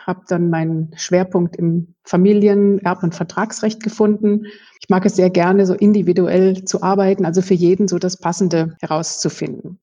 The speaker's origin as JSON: {"language": "German", "region": "North Rhine-Westphalia", "country": "Germany", "also_born_or_lived": "Münster", "moved": "as an adult", "lives_now": "Munich, Germany", "said": "Ich stamme aus Westfalen"}